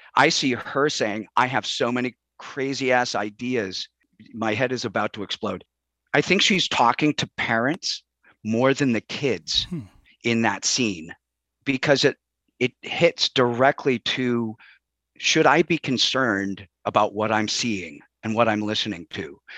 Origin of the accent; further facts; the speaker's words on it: Chicago, Illinois, United States; moved away as an adult; I grew up in Chicago